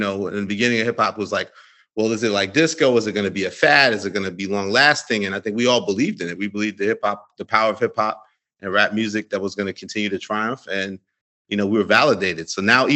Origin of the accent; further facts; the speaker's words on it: New York City, New York, United States; growing up in Queens